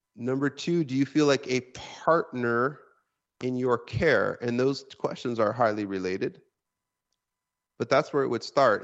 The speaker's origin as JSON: {"language": "English", "region": "Washington", "country": "United States", "tie": "born or raised there", "said": "my home state of Washington State"}